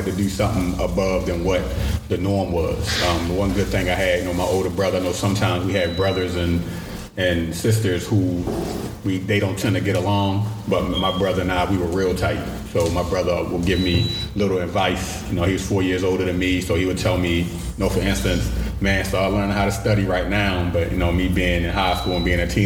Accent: Baltimore, Maryland, United States; Growing up in Baltimore City, I grew up West Baltimore, grew up in Emerson Village.

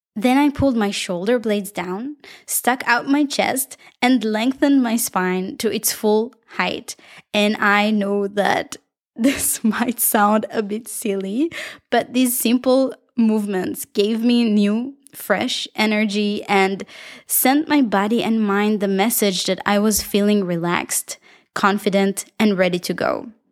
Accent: Israel; accent: Israeli; my beautiful Israeli accent

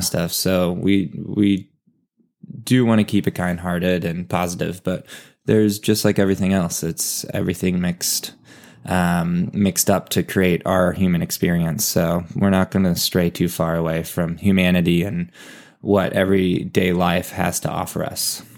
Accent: Valencia, California, United States; I am from Valencia, California, and, uh, as Eric explained, it's Santa Clarita, and it's also Los Angeles. So, a suburb kid and played a lot of sports growing up

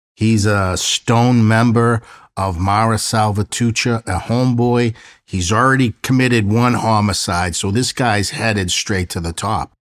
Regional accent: Boston, Massachusetts, United States; I grew up in South Boston

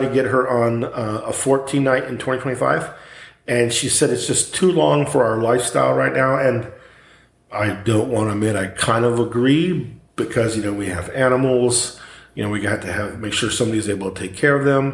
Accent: Southern California, United States; growing up in Southern California, living right across the border

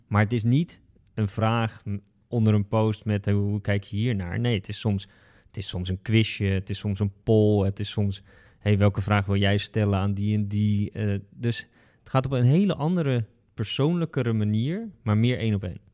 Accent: Westland, South Holland, Netherlands; ik kom uit het Westland, dus een kassengebied in de buurt van Den Haag.

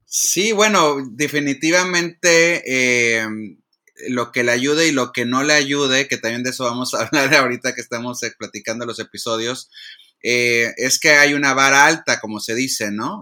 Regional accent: Monterrey, Nuevo León, Mexico; now in Los Angeles, United States; Yo soy eh, regiomontano, si me sale el acento o si ya no me lo adelantó hace rato, pues ya lo confirmaron, soy regiomontano

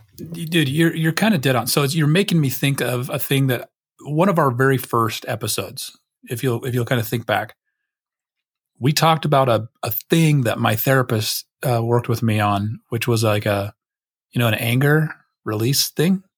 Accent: United States; I'm American Patriot

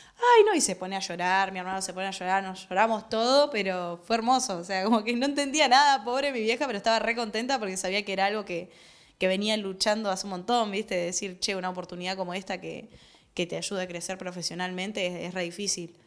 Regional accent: Buenos Aires, Argentina; vengo de Villa Soldati

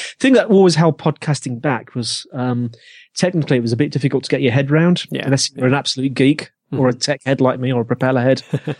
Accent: Birmingham, West Midlands, United Kingdom; accent: Brummie; No, you can hear my Brummie accent. That does come out from time to time.

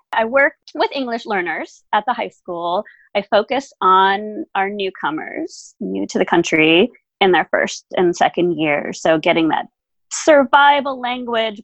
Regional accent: United States; first language German; English is a second language; I am actually a first-generation American. That's just not obvious because my parents are both from Germany. So I look white European. I've lived here my whole life, so I have the accent.

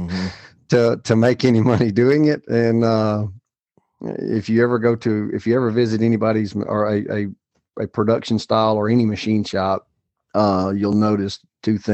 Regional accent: Alabama, United States; the town that I was raised in Alabama

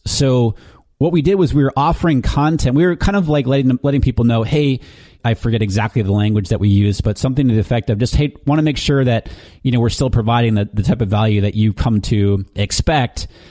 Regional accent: New Hampshire, United States; moved away; I'm originally from New Hampshire, and my mom lives back there with my sisters

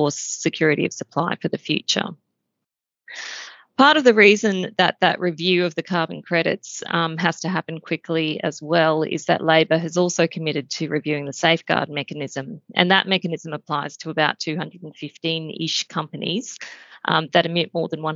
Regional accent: Queensland, Australia; being a Queenslander

